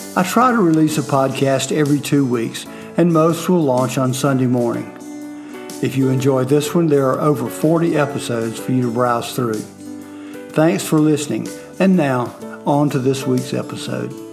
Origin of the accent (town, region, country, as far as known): Fort Mill, South Carolina, United States